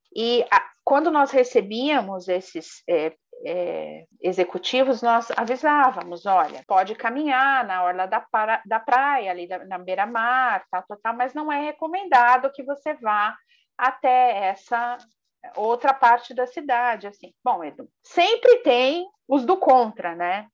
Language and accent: Portuguese; Brazil; nós brasileiros